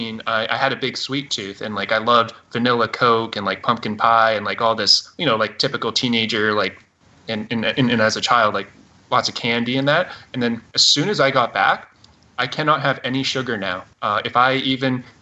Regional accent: Canada; I am a Canadian

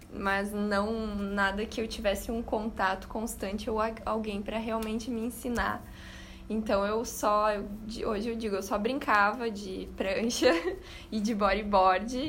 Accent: Rio Grande do Sul, Brazil; moved away as an adult; also born or lived in Australia; eu sou do Rio Grande do Sul, sempre morei no interior

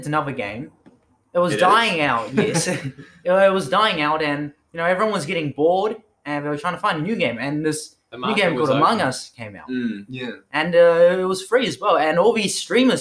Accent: New Zealand; But I was born in New Zealand, and I've lived here my whole entire life.

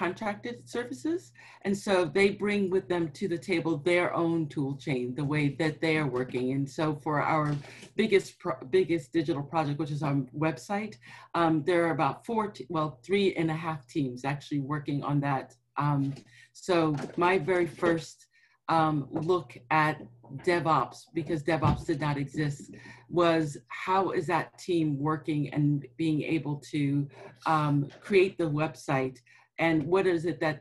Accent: New York, United States; now in Washington, D.C., United States; I'm from New York

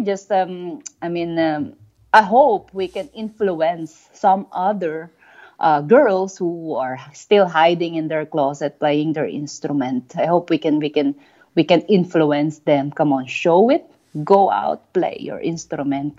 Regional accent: Philippines; moved away; We Filipinos are proud

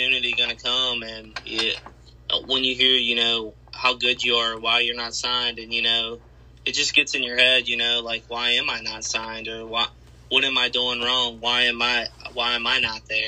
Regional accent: Harrisonburg, Virginia, United States; my hometown in Harrisonburg, Virginia

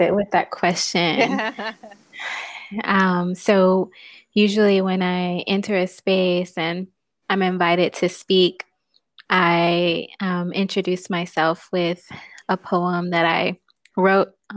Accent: Houston, Texas, United States; moved away; also born or lived in Louisiana / Chicago; I'm originally from Houston, Texas

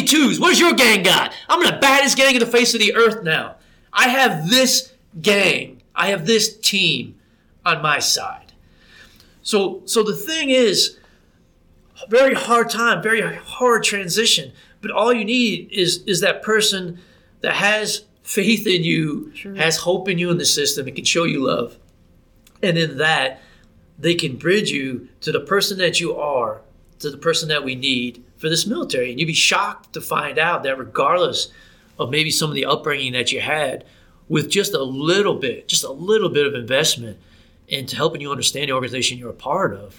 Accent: New Jersey, United States; moved away as an adult; I grew up in New Jersey

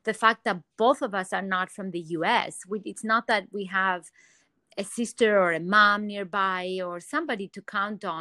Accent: Athens, Attica, Greece; moved away; also born or lived in New York City; I'm originally from Athens, Greece, and seeing the sun is huge for me, you know, growing up in such a sunny environment.

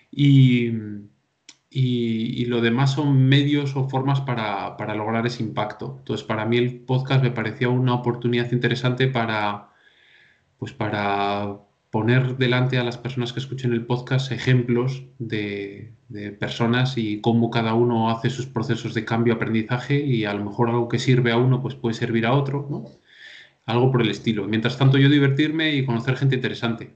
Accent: Valencia de Don Juan, Castile and León, Spain; de un pueblo de León, soy originario, de Valencia Don Juan

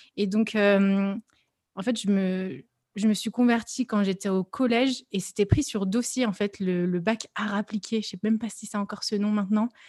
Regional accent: Lyon, Auvergne-Rhône-Alpes, France; je suis lyonnaise

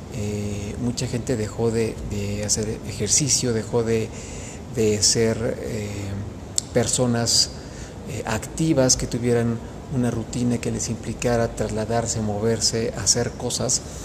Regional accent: Mexico; tenemos como mexicanos

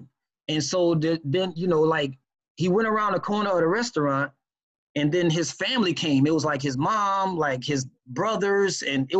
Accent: New Orleans, Louisiana, United States; I grew up in New Orleans, born and raised in New Orleans, Louisiana.

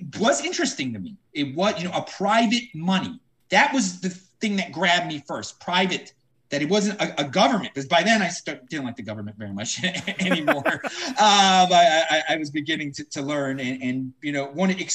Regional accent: Baltimore, Maryland, United States; I was born and raised in Baltimore

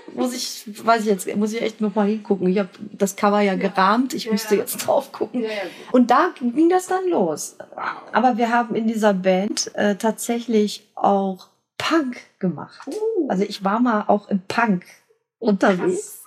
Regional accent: Dortmund, North Rhine-Westphalia, Germany; also born or lived in Schwerte; Lütken Dortmund, wo ich aufgewachsen bin

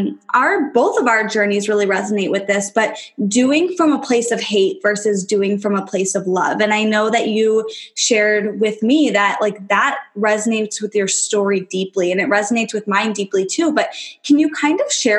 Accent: New York, United States; also born or lived in Kentucky; I am from New York

